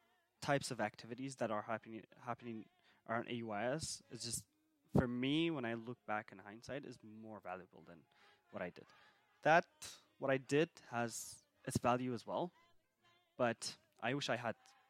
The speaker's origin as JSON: {"language": "English", "town": "Sulaymaniyah", "region": "Kurdistan Region", "country": "Iraq", "tie": "born or raised there", "said": "So I'm from Slemani originally."}